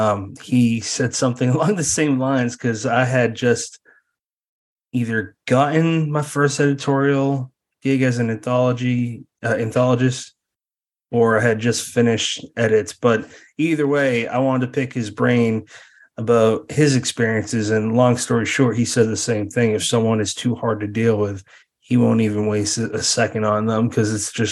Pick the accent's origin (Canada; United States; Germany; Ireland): United States; Massachusetts; I'm from Massachusetts.